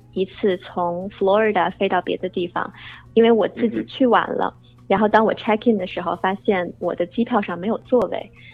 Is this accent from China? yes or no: yes; Beijing, China; moved away as an adult; now in United States; 我呢是在北京土生土长长大的，后来在美国读的本科，毕业以后来美国航空工作。呃，不是美联航啊，是他们最大的竞争对手，美国航空。呃，我在航空公司工作有将近三年了